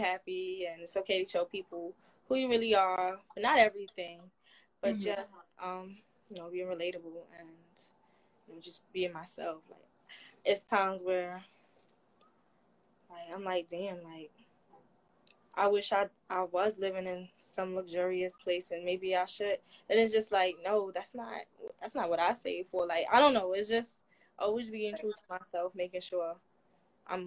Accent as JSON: {"language": "English", "town": "New York City", "region": "New York", "country": "United States", "tie": "born or raised there", "said": "Growing up in the Bronx, New York was pretty fun"}